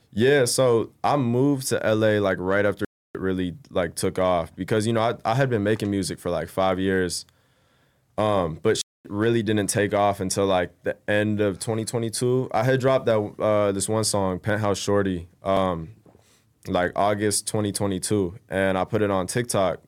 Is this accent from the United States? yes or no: yes; Bay Area, California, United States; also born or lived in Roseville, California / Rocklin, California; I moved out to the Bay Area, uh, when I was about, like, ten, yeah, like, ten, eleven. And, you know, uh, went to middle school there. Actually, I finished off elementary there, went to middle school, graduated high school in the Bay